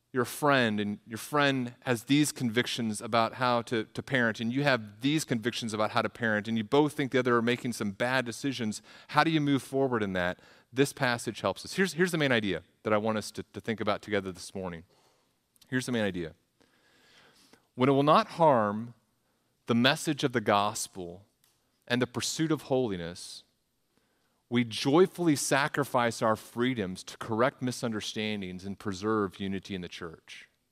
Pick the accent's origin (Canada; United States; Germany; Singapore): United States; the South; moved away as an adult; also born or lived in Midwest; I'm from the South